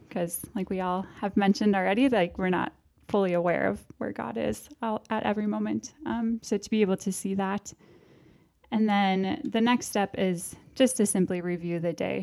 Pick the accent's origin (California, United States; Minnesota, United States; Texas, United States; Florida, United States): Minnesota, United States; Park Rapids; also born or lived in Moorhead, Minnesota; now in Duluth, United States; I am from Park Rapids, Minnesota. So west of here, Lakes Country